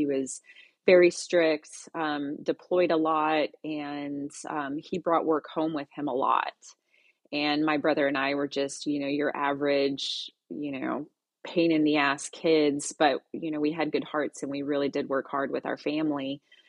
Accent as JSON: {"language": "English", "town": "Tularosa", "region": "New Mexico", "country": "United States", "tie": "born or raised there", "also_born_or_lived": "Minot", "said": "I was born in Minot, North Dakota. My dad was in the Air Force, so we moved around a bit. But I grew up in a little town called Tularosa, New Mexico, which is near El Paso, Texas."}